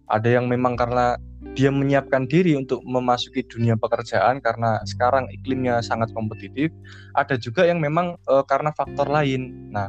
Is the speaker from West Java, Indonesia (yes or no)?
no; Jepara, Central Java, Indonesia; now in Surabaya, Indonesia; Aku asli Jepara, Jawa Tengah. Sekarang kuliah di program studi Ilmu Sejarah Fakultas Ilmu Budaya Universitas Erlangga Surabaya.